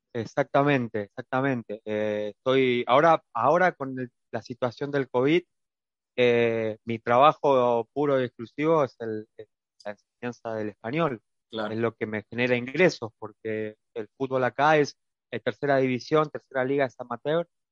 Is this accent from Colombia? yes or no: no; Argentina; moved away as an adult; now in Bratislava, Slovakia; soy una persona argentina